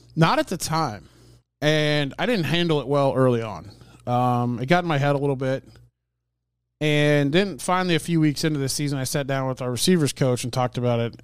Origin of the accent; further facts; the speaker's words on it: Hastings, Nebraska, United States; I grew up around Hastings College on Saturday afternoons at the football games